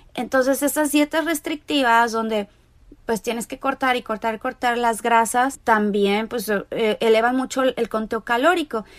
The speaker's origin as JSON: {"language": "Spanish", "country": "Mexico", "moved": "yes", "lives_now": "Los Angeles, United States", "said": "soy mexicana, vivo en Los Ángeles, California"}